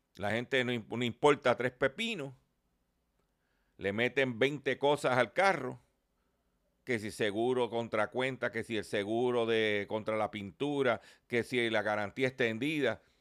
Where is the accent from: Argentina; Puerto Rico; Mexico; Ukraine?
Puerto Rico